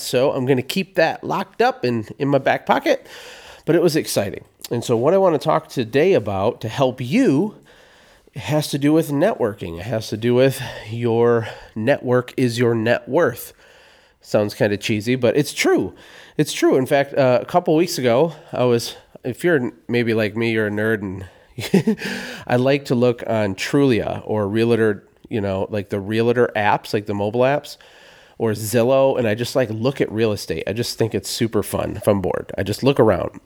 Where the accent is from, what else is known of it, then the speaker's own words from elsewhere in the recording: Genesee, Michigan, United States; moved away; also born or lived in Flint, Michigan; I was born in Flint, Michigan. I was never raised in downtown Flint in the city proper. We were in a little town outside of Flint, kind of a pretty low-income town called Genesee, Michigan